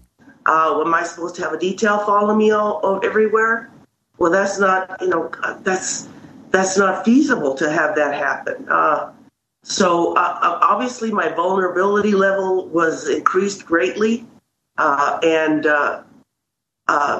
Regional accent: Albuquerque, New Mexico, United States; I've lived here. I was born in Albuquerque. Family's been here for many generations.

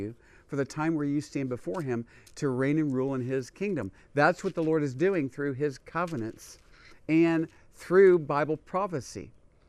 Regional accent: United States; as a Jewish person, I was born in America, not in Israel

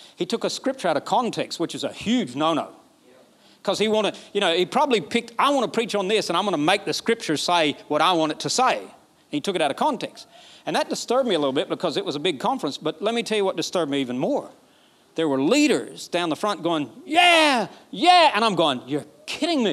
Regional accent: Alabama, United States; I'm from Alabama. We don't talk like this.

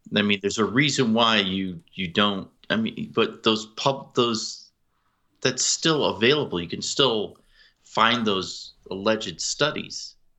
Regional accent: outside of Springfield, Massachusetts, United States; I grew up outside of Springfield, Massachusetts

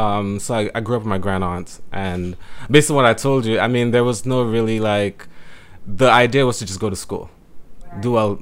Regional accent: St. Lucia; moved away; Growing up in St. Lucia, it was very, I would say, very isolated, very, we live in a very conservative environment, society, like Jamaica.

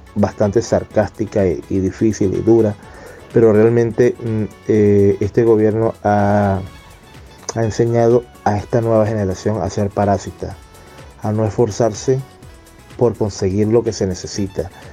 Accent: Venezuela; moved away; mis coterráneos venezolanos es que salimos de Venezuela

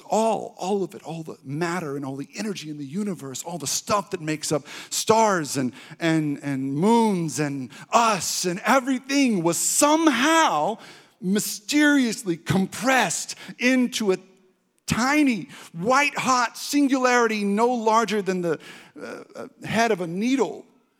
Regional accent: Texas, United States; Now, when I was growing up in East Texas, going to revivals and things like

